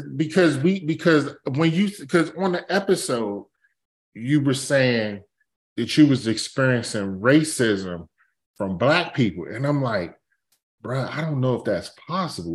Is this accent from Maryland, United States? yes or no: yes; Capitol Heights, Maryland, United States; I grew up in Capitol Heights. That's, Capitol Heights, like, ninety-five percent black.